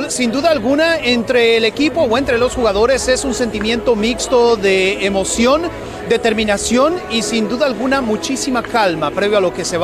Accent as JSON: {"language": "Spanish", "country": "Mexico", "said": "Somos de México, venimos de Monterrey, Guadalajara."}